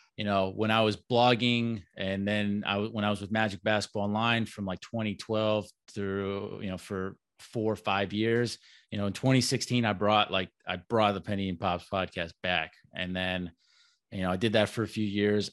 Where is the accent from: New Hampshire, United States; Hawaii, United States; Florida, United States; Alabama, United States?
Florida, United States; Orlando; I'm born and raised in Orlando